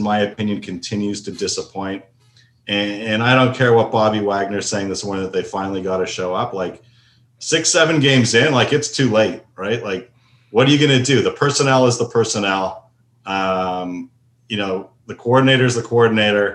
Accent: Toronto, Ontario, Canada; also born or lived in United States; now in Seattle, United States; I grew up in Toronto

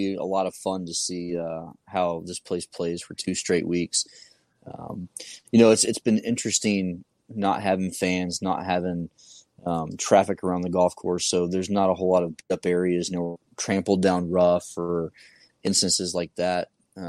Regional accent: the South, United States; Growing up in the South for the last, you know, 20 years

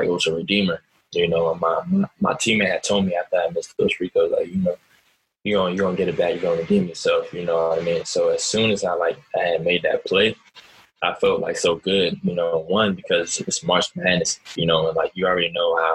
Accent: Germantown, Maryland, United States; moved away as an adult; also born or lived in Florida / Louisiana; I'm a dude from Germantown

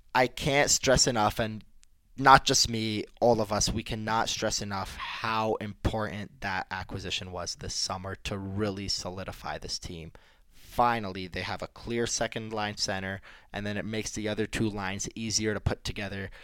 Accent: Detroit, Michigan, United States; growing up in Detroit

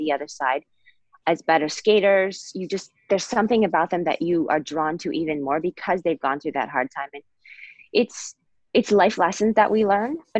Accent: Bowling Green, Ohio, United States; I'm from Bowling Green, Ohio

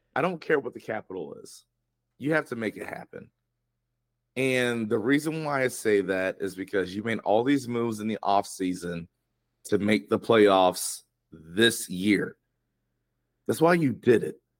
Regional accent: Atlanta, Georgia, United States; It's my hometown team

